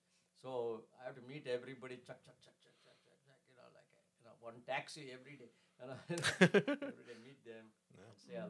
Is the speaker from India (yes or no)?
yes; India; first language Kannada; English is a second language; moved away as an adult; now in San Antonio, United States; I'm from India, originally from India.